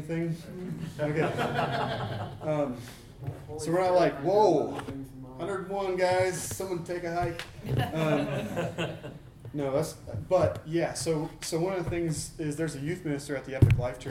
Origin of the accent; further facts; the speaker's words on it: Portland, Oregon, United States; I grew up in Portland